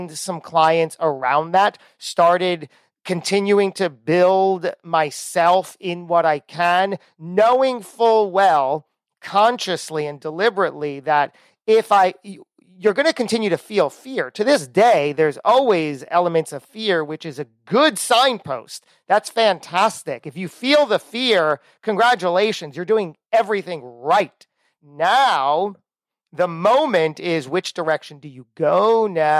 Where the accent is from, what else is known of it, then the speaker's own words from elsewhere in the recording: New Jersey, United States; We're both from Jersey